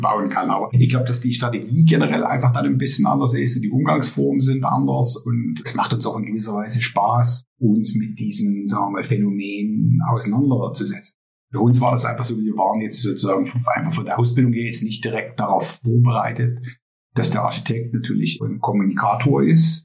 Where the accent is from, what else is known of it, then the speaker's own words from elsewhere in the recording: East Germany, Germany; moved away as an adult; now in Netherlands; wir kommen sozusagen aus Ostdeutschland, sind in der DDR aufgewachsen